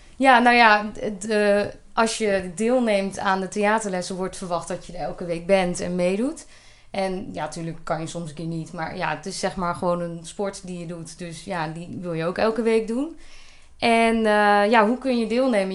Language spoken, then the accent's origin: Dutch; Polsbroek, Utrecht, Netherlands; moved away as an adult; now in Elburg, Netherlands; Ik ben geboren in Polsbroek en dat is een heel klein dorpje, gehucht eigenlijk wel, in, eh, in het Groene Hart.